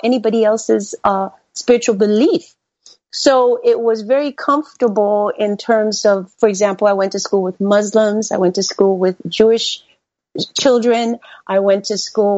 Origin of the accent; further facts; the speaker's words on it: Panama; now in United States; I was born in the Republic of Panama.